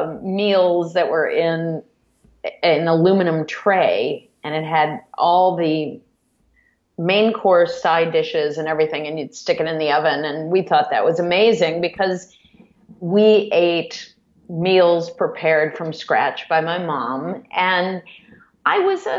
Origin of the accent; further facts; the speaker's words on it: Cleveland, Ohio, United States; I grew up in a suburb of Cleveland